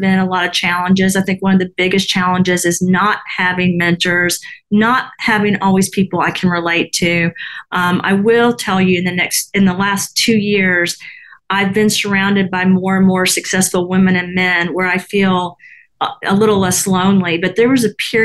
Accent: the South, United States; I was from the South

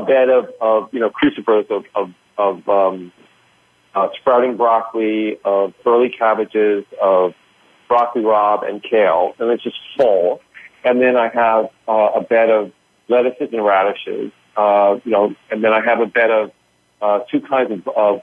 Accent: New York, United States; the Northeast where I'm from. I'm from New York

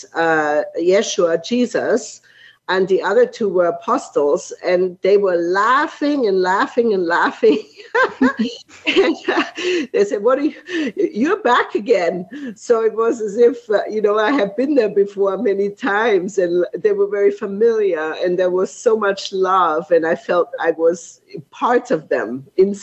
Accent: Markt Schwaben, Bavaria, Germany; moved away; I grew up in Munich, or outside of Munich, Germany, in a little village called Mark Schwaben.

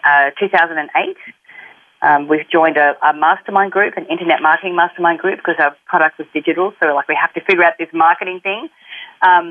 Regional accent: Australia; accent: Australian; moved away as an adult; also born or lived in Sydney, Australia; now in Los Angeles, United States; I grew up in a country town, and then when I was 18 and old enough, I got the hell out of there, moved to the big smoke, moved to Sydney

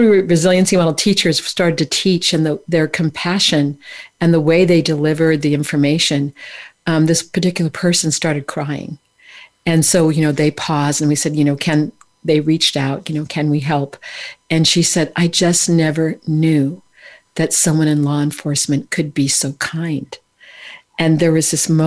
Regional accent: California, United States; I'm from California, you know, the Kumbaya state

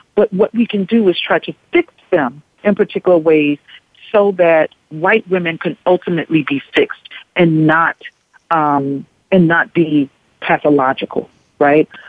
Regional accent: Kingstree, South Carolina, United States; moved away; a black woman growing up in a very small southern town in South Carolina

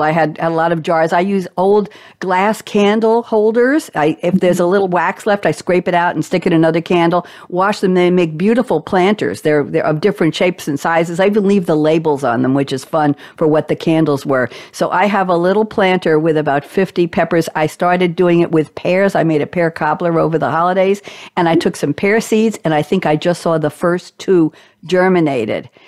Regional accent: New York, United States; I'm a New Yorker too

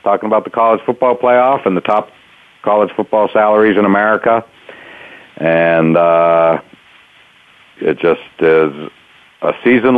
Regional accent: Pittsburgh, Pennsylvania, United States; I'm from Pittsburgh

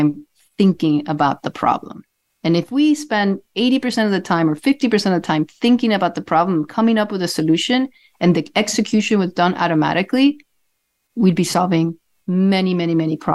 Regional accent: Cuba; also born or lived in Jibacoa, Cuba; now in Miami, United States; I grew up in Cuba

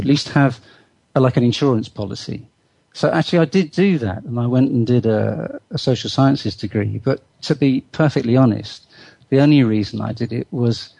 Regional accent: Bristol, South West England, United Kingdom; I was brought up in Bristol

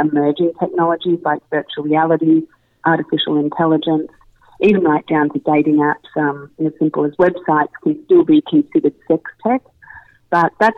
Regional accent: Melbourne, Victoria, Australia; moved away as an adult; now in New York, United States; I grew up in Melbourne, Australia, and spent majority of my childhood, early adult life there, and moved to New York 6 years ago.

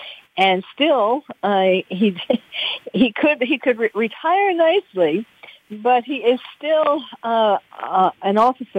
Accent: New York, United States; I'm from New York.

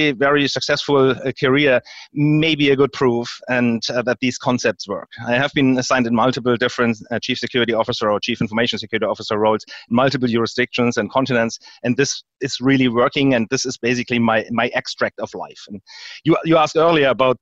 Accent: Germany; moved away as an adult; also born or lived in United States; now in Houston, United States; I was born here, but I grew up in Europe and Germany

